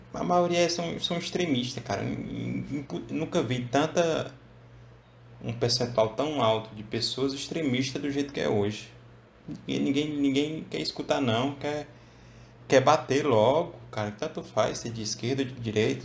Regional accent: Ceará, Brazil; eu sou cearense

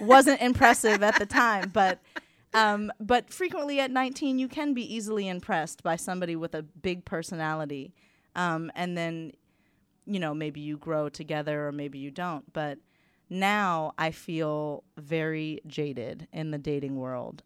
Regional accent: United States; moved away as an adult; being American

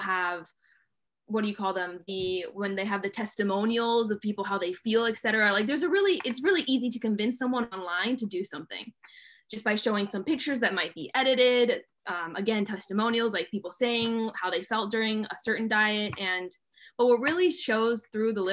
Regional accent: California, United States; I grew up in California. My parents are immigrants from Italy

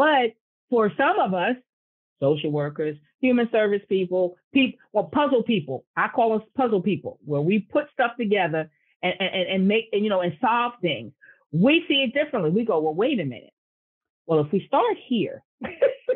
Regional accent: Newark, New Jersey, United States; I was born and I went to college in Newark and I grew up in Newark.

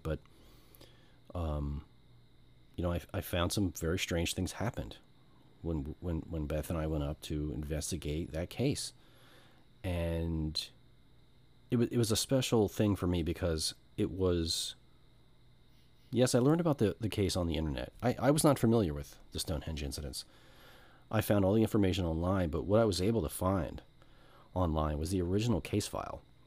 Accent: United States; I'm American middle class

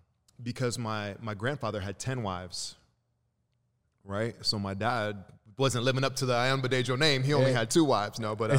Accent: Chicago, Illinois, United States; also born or lived in Lagos, Nigeria / California; So, I was born in Chicago, Illinois, and when I was 2 weeks old, my mom, my dad, my brother, and I, we moved back home to Nigeria, and so we were in Lagos for about 3 years, and then we moved back to Chicago

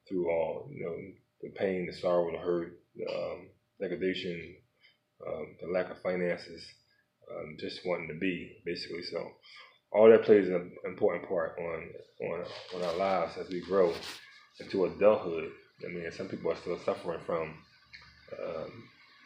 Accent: Philadelphia, Pennsylvania, United States; my life growing up in South Philadelphia

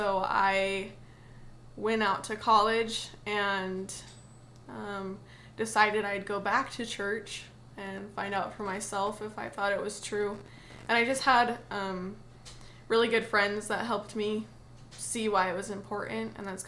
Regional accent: Idaho, United States; also born or lived in Pennsylvania / Indiana; I was born in Pennsylvania, actually. And then I moved to Indiana till I was about 12 and moved to Idaho and have been there kind of ever since.

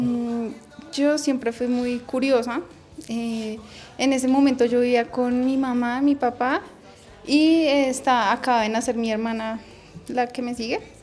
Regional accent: Bogotá, Colombia; tengo 32 años, nací aquí en Bogotá

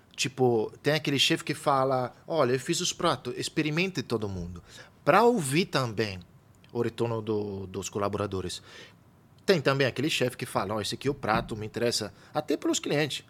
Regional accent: Italy; now in São Paulo, Brazil; eu venho da Itália

